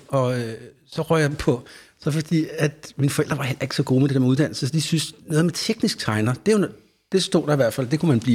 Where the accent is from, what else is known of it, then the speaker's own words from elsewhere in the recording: Faxe, Zealand, Denmark; der var ikke så mange andre i den lille by, Faxe, hvor jeg er fra